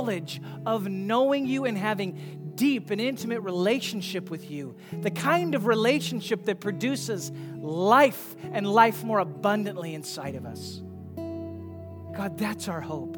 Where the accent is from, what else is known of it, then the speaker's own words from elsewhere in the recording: United States; many of us as American Christians